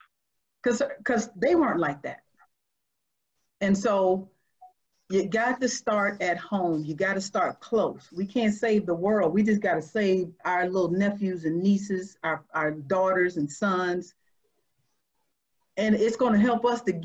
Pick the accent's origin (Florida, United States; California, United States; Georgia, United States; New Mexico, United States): Georgia, United States; I'm from Georgia. I know the South.